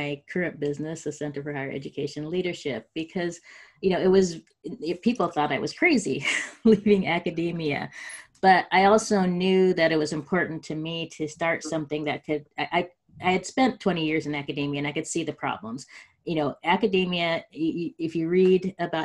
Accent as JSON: {"language": "English", "town": "Spokane", "region": "Washington", "country": "United States", "tie": "born or raised there", "also_born_or_lived": "Los Angeles, California / Stanford, California / Austin, Texas", "moved": "yes", "lives_now": "Menlo Park, United States", "said": "I grew up in Spokane, Washington, first generation college goer"}